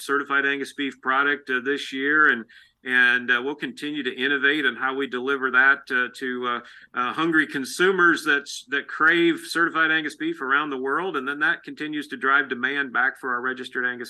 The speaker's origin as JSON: {"language": "English", "region": "Illinois", "country": "United States", "tie": "born or raised there", "moved": "as an adult", "lives_now": "St. Joseph, United States", "said": "places where I grew up in Illinois"}